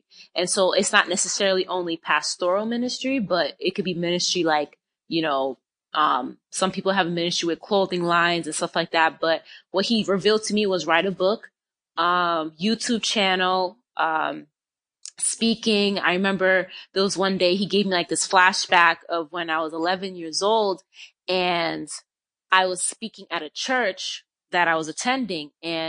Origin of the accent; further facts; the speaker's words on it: Boston, Massachusetts, United States; I'm currently in Florida. I'm originally from Boston. I moved around, but now I reside in Florida.